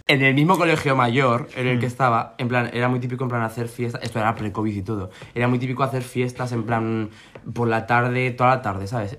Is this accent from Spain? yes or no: yes; La Rioja, Spain; moved away; also born or lived in Madrid; soy de La mm. Rioja